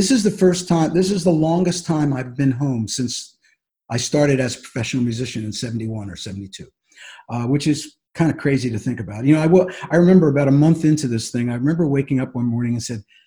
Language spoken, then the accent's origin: English; Philadelphia, Pennsylvania, United States; I growing up in Philadelphia in the 60s